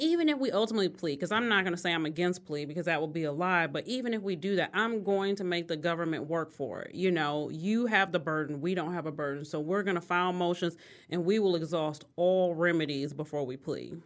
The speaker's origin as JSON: {"language": "English", "town": "Detroit", "region": "Michigan", "country": "United States", "tie": "born or raised there", "said": "I grew up, both my parents, uh, my mom worked in corporate America. So, she was a corporate officer at M B D Bank downtown Detroit"}